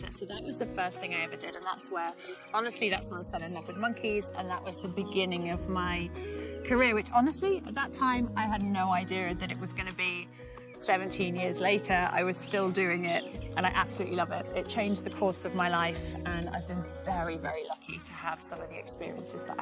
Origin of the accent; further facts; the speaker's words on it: England, United Kingdom; moved away as an adult; also born or lived in London; now in South Texas, United States; I'm originally from the United Kingdom, from England